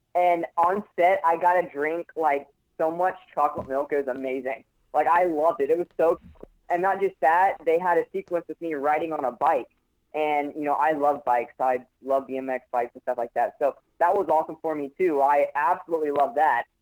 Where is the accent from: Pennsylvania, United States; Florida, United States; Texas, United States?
Florida, United States; Orlando; I grew up here. I'm, I'm a I'm a Florida boy. I'm, a hardcore Floridian. Uh, I I was uh, born and raised here.